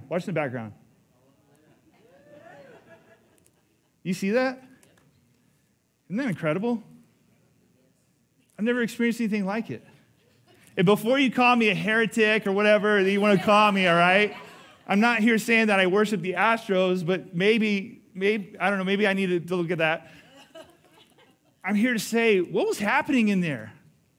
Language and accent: English; Houston, Texas, United States; moved away; I was in Houston, and it's my hometown